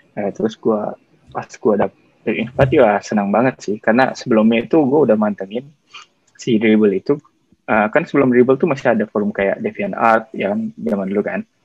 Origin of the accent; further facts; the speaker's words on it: Cimahi, West Java, Indonesia; moved away as an adult; now in Singapore; saya lahirnya di Cimahi, Bandung